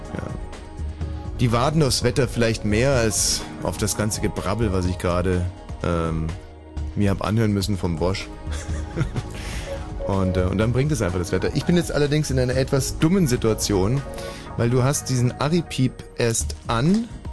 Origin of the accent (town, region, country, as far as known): Upper Bavaria, Germany; moved away